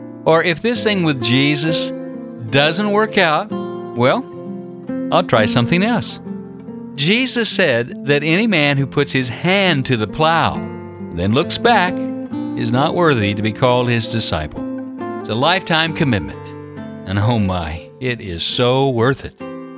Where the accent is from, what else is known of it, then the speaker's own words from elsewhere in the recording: California, United States; I grew up in Orange County in a conservative church.